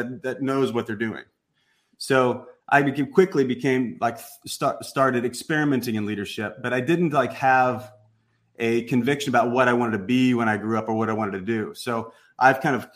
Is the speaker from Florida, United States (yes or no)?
no; Southern Illinois, United States; moved away; I came from the Midwest, came from a small town, middle of nowhere, Southern Illinois, great parents, school teachers, the whole thing